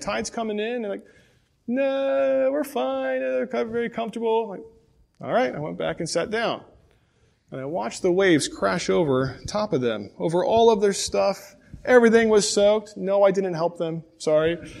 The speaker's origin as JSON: {"language": "English", "town": "Pontiac", "region": "Michigan", "country": "United States", "tie": "born or raised there", "said": "I was born in Pontiac, Michigan, and for a few years I lived with my grandparents"}